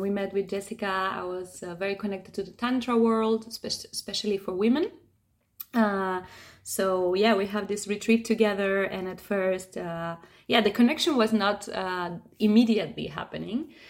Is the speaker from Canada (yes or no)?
no; Argentina; now in Tenerife, Spain; I'm originally from Argentina. I've been living in Tenerife now for about six years